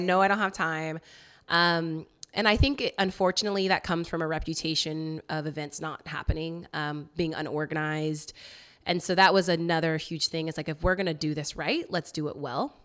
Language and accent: English; Roseville, California, United States; moved away as an adult; also born or lived in Seaside, California / Santa Barbara, California / Portland, Oregon; now in Oakland, United States; I grew up, um, Sacramento area